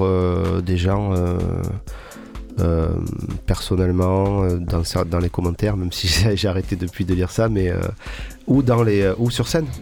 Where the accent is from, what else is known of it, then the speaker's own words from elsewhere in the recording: Marseille, Provence-Alpes-Côte d'Azur, France; also born or lived in Paris / Corsica; de mon arrivée à Marseille